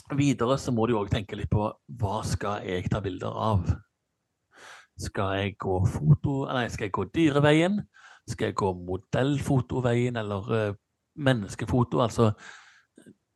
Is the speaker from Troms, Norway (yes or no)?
no; Stavanger, Rogaland, Norway; moved away; når jeg bodde hjemme i Stavanger